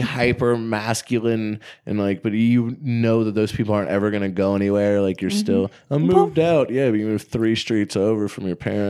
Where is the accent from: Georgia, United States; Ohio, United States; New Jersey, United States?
Georgia, United States; Gwinnett County; moved away as an adult; now in Portland, United States; Like I grew up in the suburbs of Gwinnett County.